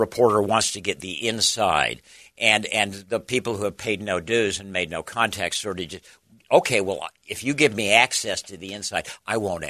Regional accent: Salt Lake City, Utah, United States; I grew up in Salt Lake City

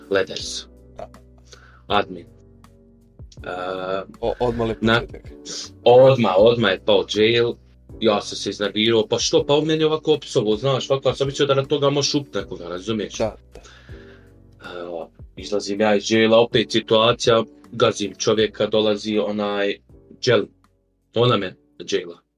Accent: Sarajevo, Federation of Bosnia and Herzegovina, Bosnia & Herzegovina; dolazim iz Sarajeva

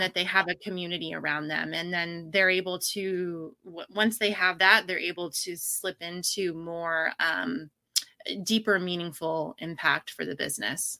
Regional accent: Pacific Northwest, United States; now in Austin, United States; I was born and raised in the Pacific Northwest

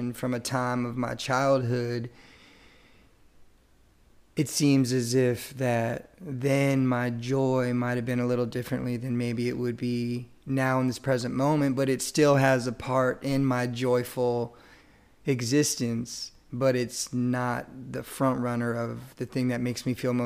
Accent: Chantilly, Virginia, United States; also born or lived in Wilmington, North Carolina; now in Cary, United States; I grew up in Northern Virginia, Chantilly, Virginia, which is inside of Fairfax County

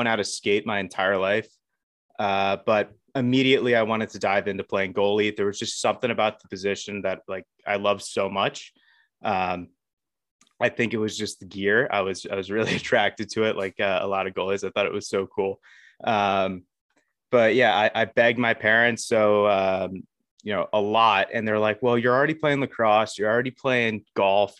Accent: Baltimore, Maryland, United States; I'm from the Baltimore area. Um, grew up around here.

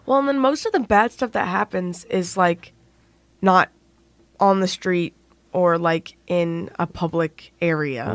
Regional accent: Indiana, United States; I'm from Indiana.

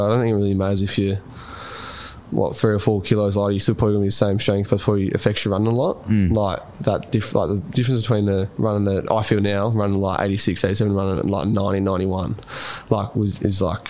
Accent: Rupanyup, Victoria, Australia; We're all from Roopner

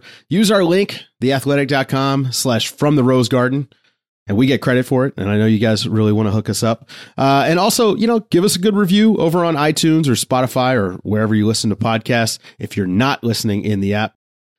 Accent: Mid-Atlantic, United States; I'm from Mid-Atlantic area.

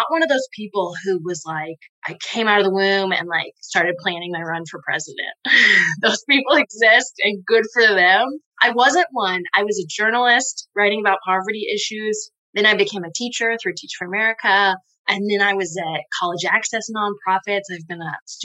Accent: Louisville, Kentucky, United States; I grew up here in Louisville, Kentucky, in the neighborhood that I now represent in the legislature

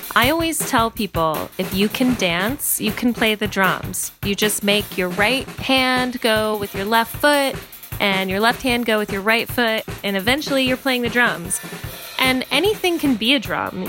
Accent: Washington, District of Columbia, United States; I'm a musician and songwriter from Washington, D.C.

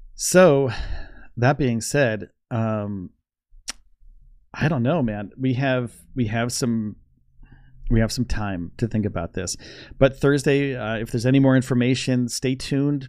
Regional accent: Northeast, United States; also born or lived in Orlando, Florida; I'm from the Northeast.

